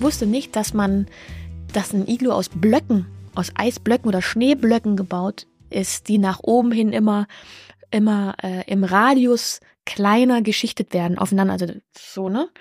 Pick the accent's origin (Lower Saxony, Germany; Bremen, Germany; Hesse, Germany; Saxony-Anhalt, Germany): Saxony-Anhalt, Germany; Halle; in meiner Heimat in Halle